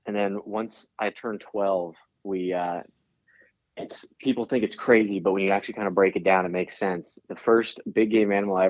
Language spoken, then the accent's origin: English; Montana, United States; So we grew up in Montana is where me and Warren primarily, I was born in Montana.